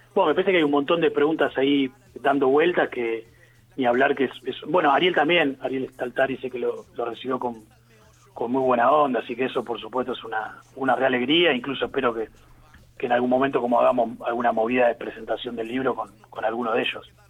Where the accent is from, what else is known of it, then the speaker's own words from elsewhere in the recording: Quilmes, Buenos Aires Province, Argentina; yo soy de Quilmes